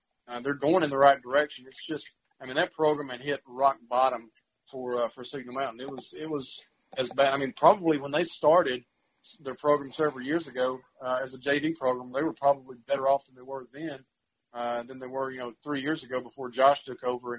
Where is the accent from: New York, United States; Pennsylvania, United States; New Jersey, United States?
Pennsylvania, United States; I'm from South Pitt, and I've had people from South Pitt who will just, rail on me about, you know, why I don't cover the Pirates